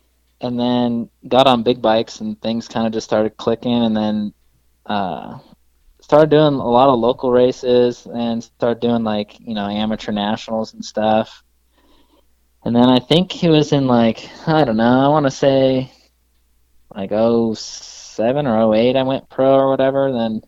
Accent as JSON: {"language": "English", "region": "Washington", "country": "United States", "tie": "born or raised there", "also_born_or_lived": "California", "said": "because I was born in California, but we moved up to Washington when I was little."}